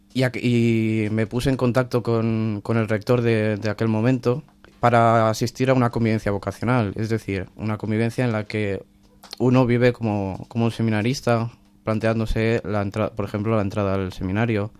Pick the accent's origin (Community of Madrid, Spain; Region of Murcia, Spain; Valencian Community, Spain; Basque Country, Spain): Valencian Community, Spain; Alboraya; yo soy de, la ciudad de Alboraya, pegada a Valencia